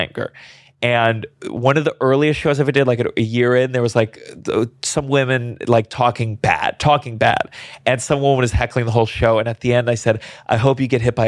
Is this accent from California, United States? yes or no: no; New York, United States; I'm from New York, where, you know, we express our anger